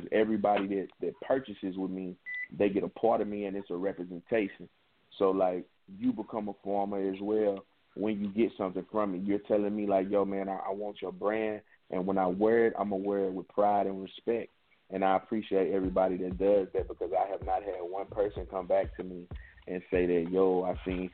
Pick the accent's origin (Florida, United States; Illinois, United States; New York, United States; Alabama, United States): Illinois, United States; East St. Louis; it'll take you straight to East St. Louis, that's in Illinois. And that's the east side. That's where I'm from